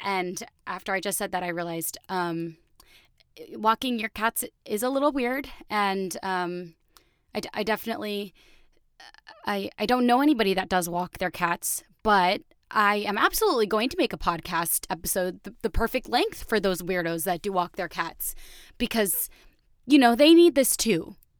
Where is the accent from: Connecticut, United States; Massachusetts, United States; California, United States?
Connecticut, United States; also born or lived in Chicago; now in New York, United States; I grew up in Connecticut.